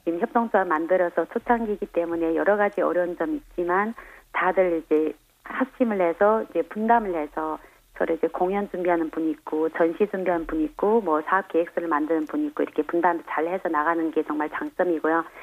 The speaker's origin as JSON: {"language": "Korean", "country": "China", "second_language": "Korean", "moved": "as an adult", "lives_now": "South Korea", "said": "중국에서 왔고요"}